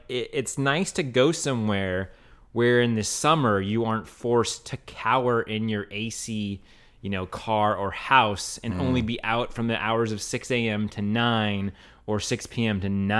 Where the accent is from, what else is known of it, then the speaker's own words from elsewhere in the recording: Oregon, United States; one of my favorite places in the world, and that's Central Oregon, my home state of Oregon.